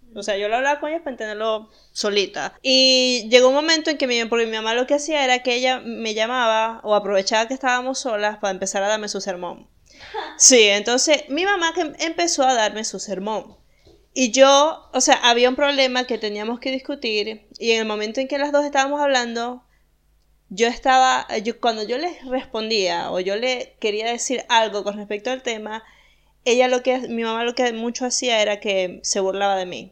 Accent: Venezuela; moved away as an adult; cuando me fui de Venezuela

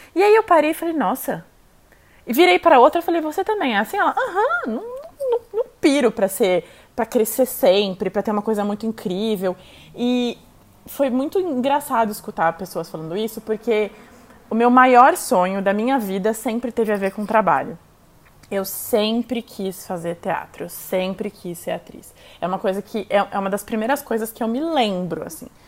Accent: São Paulo, Brazil; also born or lived in Itu; A gente foi para Itu, eu nasci aqui em São Paulo, quando eu tinha 12 anos, a gente foi morar em Itu

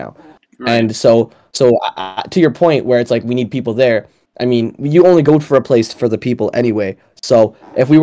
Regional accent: Canada; we're Canadian

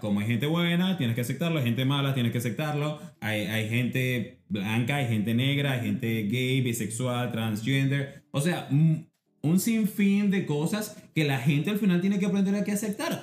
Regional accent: Puerto Cabello, Carabobo, Venezuela; also born or lived in Barquisimeto, Venezuela / Florida, United States; now in Boston, United States; barquisimetano, pero me crié en Puerto Cabello

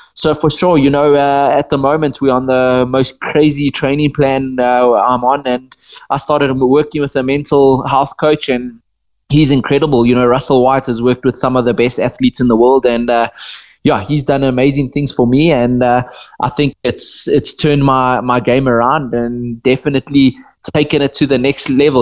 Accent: Botswana; being born and bred in Botswana and, and living in Botswana my whole life

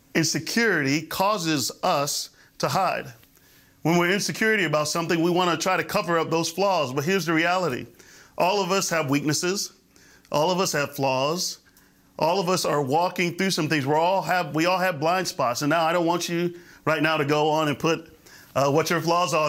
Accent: Florida, United States; I grew up in the Florida area

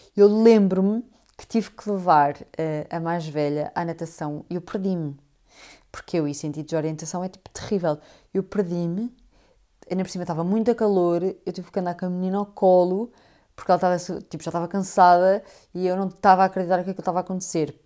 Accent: Portugal; moved away as an adult; also born or lived in London, United Kingdom

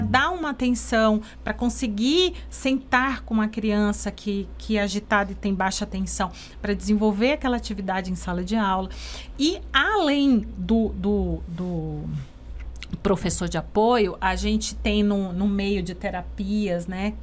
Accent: Brazil; nós três somos de Ribeirão

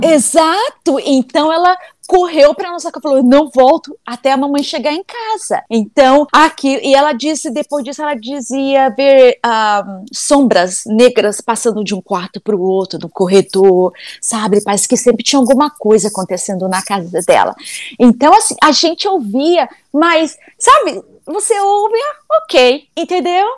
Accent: Brasília, Federal District, Brazil; now in United States; Eu sou nascida em Brasília, sou de Brasília. Então a gente cresceu ali na rua, numa cidade satélite

